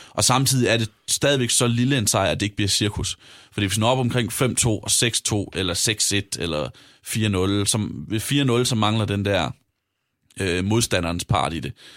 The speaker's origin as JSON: {"language": "Danish", "town": "Vejle", "region": "Southern Denmark", "country": "Denmark", "said": "jeg er jo fra Vejle"}